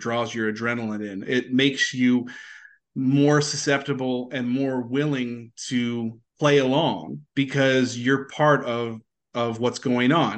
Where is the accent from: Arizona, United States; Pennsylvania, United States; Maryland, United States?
Maryland, United States; moved away; I'm from Maryland originally